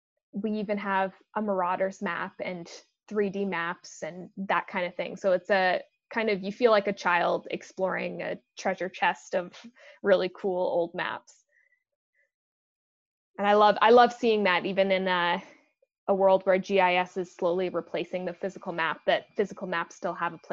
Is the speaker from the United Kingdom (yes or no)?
no; British Columbia, Canada; I moved a lot growing up, so I lived in a lot of different places. I grew up out on Vancouver Island and was very outdoorsy.